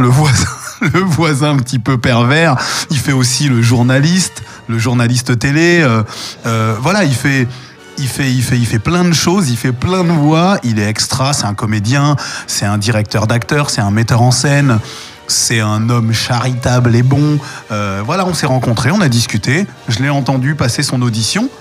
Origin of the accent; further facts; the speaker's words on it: Paris, Île-de-France, France; mon enfance, euh, j'ai grandi à Paris, dans le 11e arrondissement